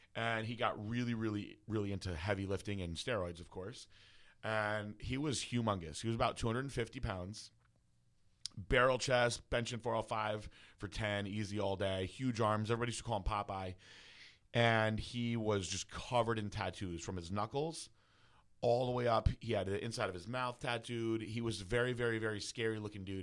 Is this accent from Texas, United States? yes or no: no; New Fairfield, Connecticut, United States; I was from New Fairfield